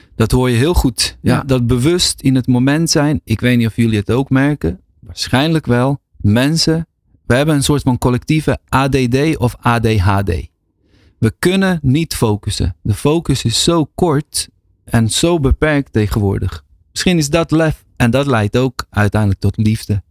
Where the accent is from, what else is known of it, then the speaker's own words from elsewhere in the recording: Netherlands; also born or lived in Bosnia; schouw mezelf wel als gewoon Nederlander. Iemand die hier opgegroeid is en woont